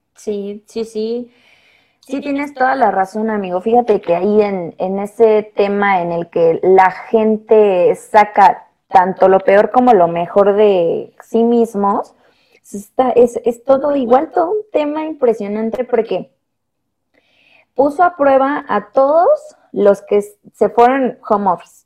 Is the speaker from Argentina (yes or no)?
no; Mexico; como buenos mexicanos